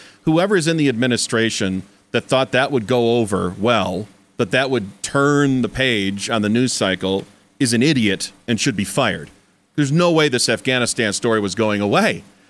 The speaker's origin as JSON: {"language": "English", "region": "Michigan", "country": "United States", "tie": "born or raised there", "moved": "yes", "lives_now": "Colorado, United States", "said": "In Michigan, my home state"}